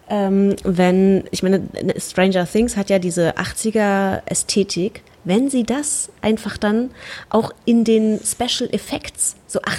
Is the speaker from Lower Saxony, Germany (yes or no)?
no; Berlin, Germany; wir als Berliner